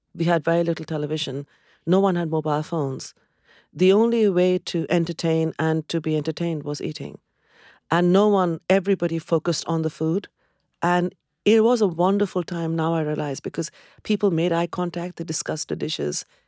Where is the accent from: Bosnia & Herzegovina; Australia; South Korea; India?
India; Kolkata, West Bengal; moved away as an adult; also born or lived in Cambridge, United Kingdom; now in United Kingdom; I come from Calcutta, where there is this abundance of greenery